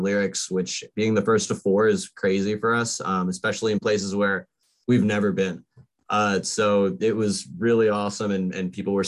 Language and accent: English; Florida, United States; we are kind of from Florida